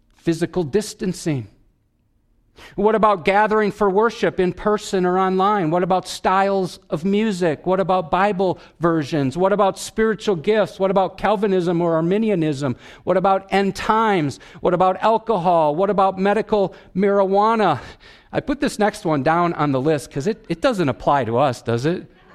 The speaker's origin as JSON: {"language": "English", "region": "Wisconsin", "country": "United States", "said": "I'm from Wisconsin"}